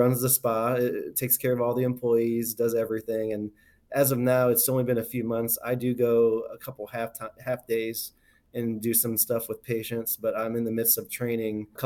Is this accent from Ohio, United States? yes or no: yes; Ohio, United States; I practice in my hometown. I have a ton of people that I've known my whole life